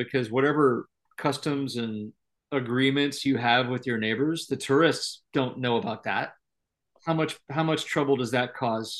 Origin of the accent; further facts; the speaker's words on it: United States; And as an American, it freaked me out